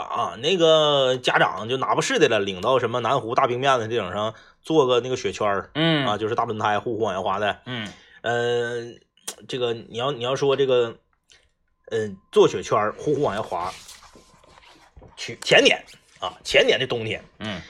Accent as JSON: {"language": "Chinese", "town": "Fushun", "region": "Liaoning", "country": "China", "tie": "born or raised there", "said": "我老家在这个"}